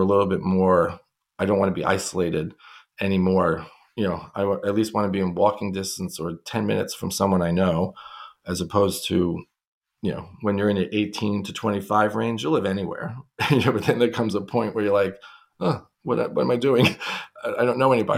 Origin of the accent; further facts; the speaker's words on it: New York City, New York, United States; I grew up in Brooklyn